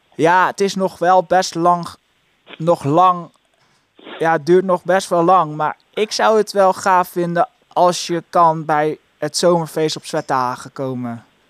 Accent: Leiderdorp, South Holland, Netherlands; ik kom uit Leiden-Dorp

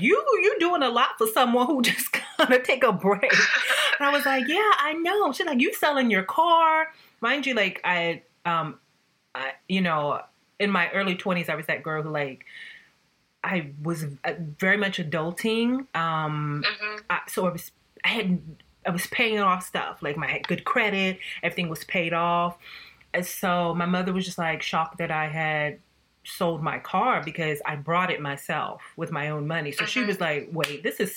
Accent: the South, United States; also born or lived in New York; now in Paris, France; I'm a girl from the South

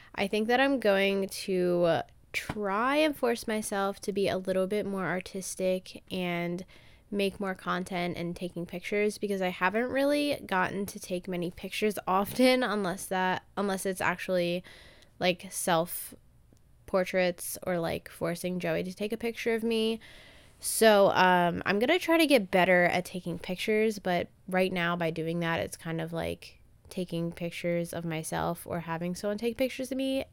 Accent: Maryland, United States; I'm from Maryland and I've kind of grown up in the same town

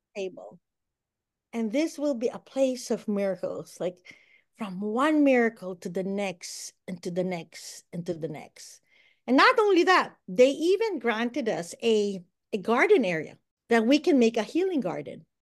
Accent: Philippines; moved away as an adult; also born or lived in Bahrain / United States; now in Walla Walla, United States; I'm from the Philippines

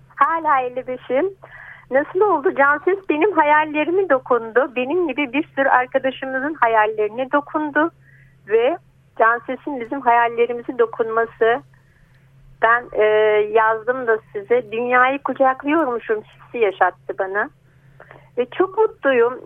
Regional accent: Selçuk, İzmir, Turkey; now in İzmir, Turkey; Doğduğum köy Selçuk Göçüalan yani 100 kilometre falan.

